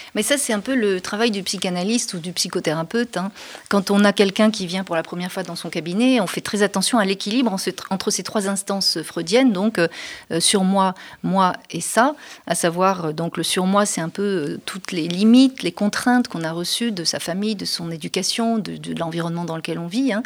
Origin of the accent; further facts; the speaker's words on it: France; notre identité en tant que Français n'était pas suffisamment forte